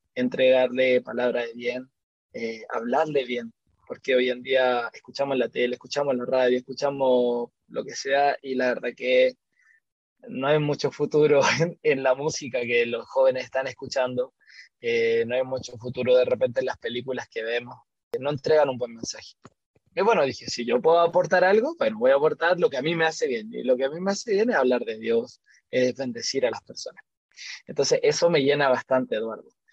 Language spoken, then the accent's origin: Spanish; Santiago, Santiago Metropolitan Region, Chile; vivo acá en Chile, soy de Santiago de Chile.